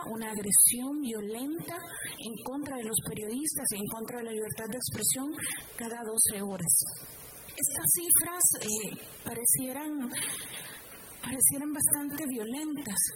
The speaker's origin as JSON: {"language": "Spanish", "country": "Honduras", "said": "yo vengo de Honduras ese país con forma de corazón extendido que une las dos Américas"}